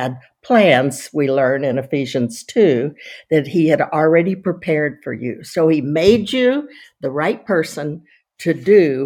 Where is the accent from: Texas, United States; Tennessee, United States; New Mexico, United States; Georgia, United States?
Texas, United States; moved away as an adult; also born or lived in California; now in Florida, United States; I'm from Texas, but I live in Florida, and I lived in California. So I haven't lived in Texas since I finished college, but I'm still a total Texan.